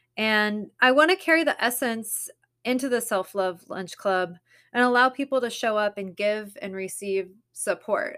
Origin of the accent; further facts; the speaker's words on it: Southern California, United States; growing up in Southern California or California in general